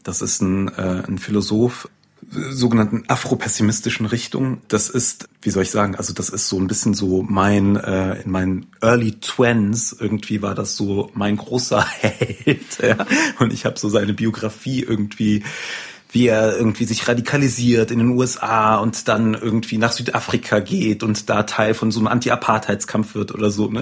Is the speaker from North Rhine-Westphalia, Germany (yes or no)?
yes; North Rhine-Westphalia, Germany; ich bin aufgewachsen im Niederrhein, am Niederrhein sagt man, glaube ich, und äh, in einer Kleinstadt